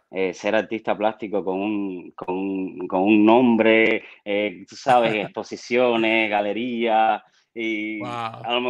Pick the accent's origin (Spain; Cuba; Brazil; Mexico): Cuba; Havana; moved away; also born or lived in Guanabacoa / Matanzas; nací en Guanabacoa y me mudé rápido, mi mamá se mudó para, para Santo Suárez. Entonces, toda mi infancia la hice en Santo Suárez